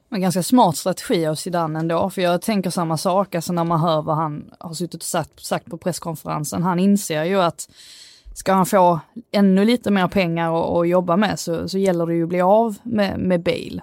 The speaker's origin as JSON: {"language": "Swedish", "region": "Skåne", "country": "Sweden", "accent": "Scanian", "said": "min skånska stämma"}